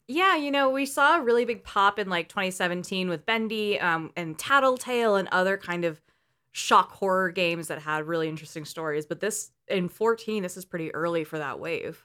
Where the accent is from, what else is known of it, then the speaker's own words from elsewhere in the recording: El Cerrito, California, United States; I had a Chuck E. Cheese down the street from me growing up in El Cerrito